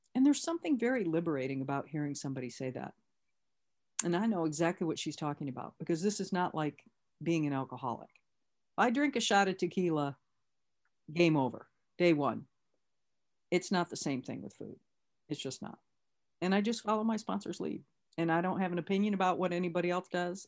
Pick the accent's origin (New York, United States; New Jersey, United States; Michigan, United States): Michigan, United States; Lansing; I'm from Lansing